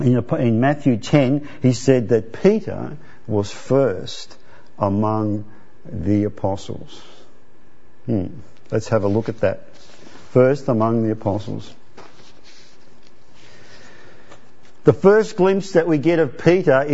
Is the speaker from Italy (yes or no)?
yes; Italy; moved away; I was born in Italy